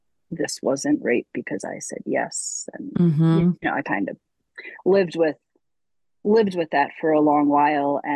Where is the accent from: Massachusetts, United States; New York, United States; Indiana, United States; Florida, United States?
New York, United States; Long Island; I grew up in New York on Long Island